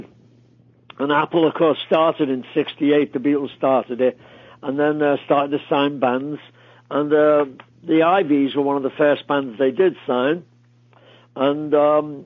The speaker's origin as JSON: {"language": "English", "town": "Liverpool", "region": "North West England", "country": "United Kingdom", "tie": "born or raised there", "said": "Tommy and I grew up in Liverpool"}